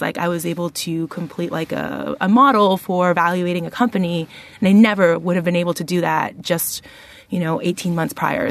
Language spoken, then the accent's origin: English; Toronto, Ontario, Canada; moved away as an adult; now in Charlottesville, United States; I am the daughter of two Asian Peruvian immigrants, and I grew up in Toronto, Canada